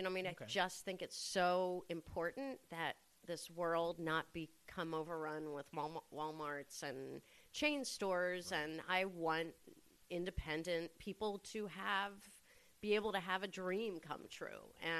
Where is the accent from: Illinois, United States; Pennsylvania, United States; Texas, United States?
Pennsylvania, United States; outside of Philadelphia; moved away as an adult; also born or lived in Boston, Massachusetts; now in Red Hook, United States; I'm from outside of Philadelphia. Really? Originally, yeah.